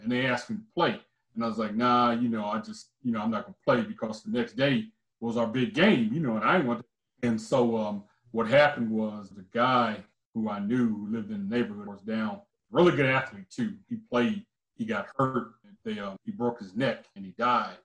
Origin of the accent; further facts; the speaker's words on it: Midwest, United States; And in my hometown, man, we had so much talent, man. The Midwest was it was a hotbed of talent